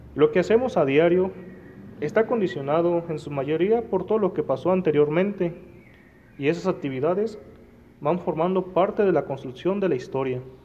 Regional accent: Mexico; como mexicanos

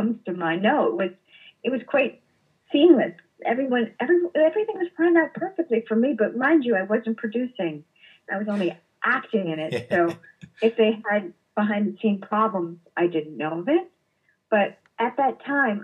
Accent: New York, United States; being a New Yorker

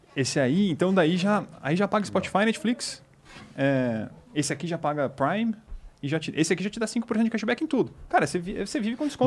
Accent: Botucatu, São Paulo, Brazil; moved away; eu sou do interior de São Paulo. De, eu sou de uma cidade de Botucatu.

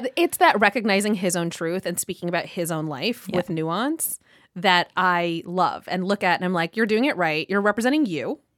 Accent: Southern California, United States; I'm from Southern California, I'm Pakistani Muslim

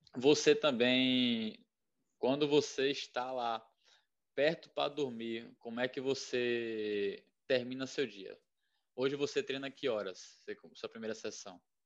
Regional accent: Bahia, Brazil; eu sou da Bahia

